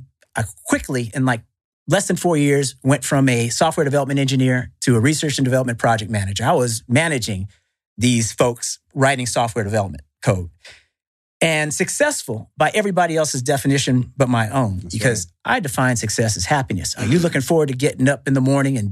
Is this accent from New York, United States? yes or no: no; Northern California, United States; growing up in Northern California, there right by Silicon Valley